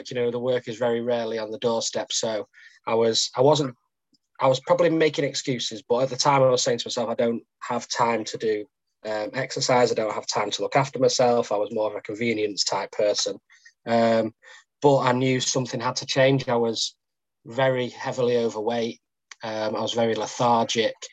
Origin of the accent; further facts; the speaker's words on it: Macclesfield, North West England, United Kingdom; born and bred in Macclesfield.